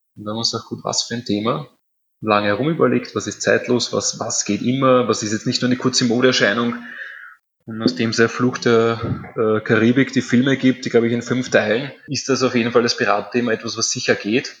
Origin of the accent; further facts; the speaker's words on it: Vienna, Austria; meine Familie, meine Vorfahren, wir stammen aus dem Prater. Ich bin jetzt quasi in der sechsten Generation tätig.